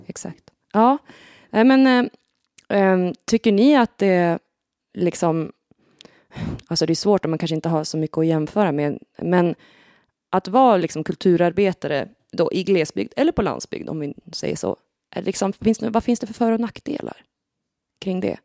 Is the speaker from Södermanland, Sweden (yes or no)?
no; Härskog, Västernorrland County, Sweden; jag kommer ju från Härskog som är grannbyn till Nora